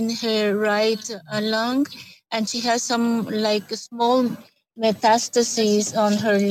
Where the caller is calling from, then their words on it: Costa Rica; I'm calling from Costa Rica, Central America.